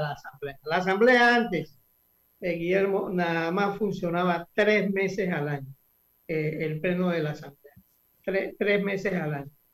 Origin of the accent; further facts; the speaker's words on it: Santiago de Veraguas, Veraguas, Panama; now in Panama City, Panama; Yo nací y me crié en Santiago